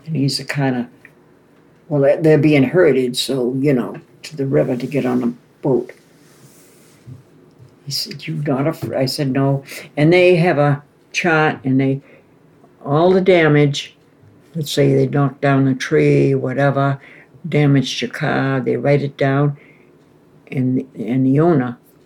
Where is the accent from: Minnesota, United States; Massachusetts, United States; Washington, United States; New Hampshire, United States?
New Hampshire, United States; Portsmouth; moved away; also born or lived in Hawaii